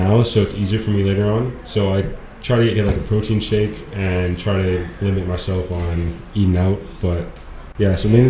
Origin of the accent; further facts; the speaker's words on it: Abbotsford, British Columbia, Canada; also born or lived in Aitchelitz / Sumas; I grew up in Abstrud.